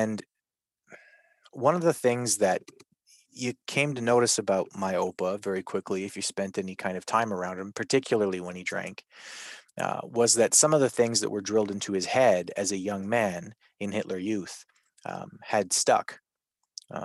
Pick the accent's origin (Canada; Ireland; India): Canada; I'm Canadian, right? I grew up here up in the north